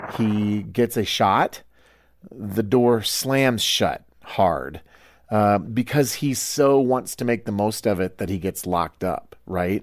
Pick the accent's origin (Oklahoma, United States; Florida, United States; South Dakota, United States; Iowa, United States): Iowa, United States; I'm from Iowa